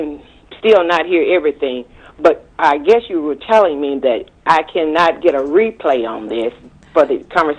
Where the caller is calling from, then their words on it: Forest City, Arkansas, United States; I'm from Forest City, Arkansas.